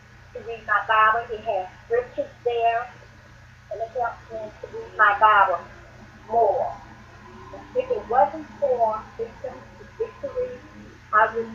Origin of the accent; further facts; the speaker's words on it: Conyers, Georgia, United States; I'm from Conyers, Georgia